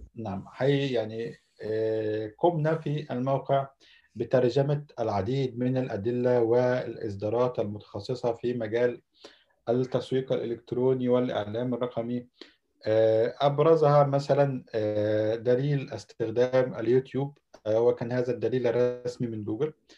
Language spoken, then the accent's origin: Arabic; Alexandria, Alexandria Governorate, Egypt; moved away as an adult; now in Istanbul, Turkey; مصري من مواليد الاسكندريه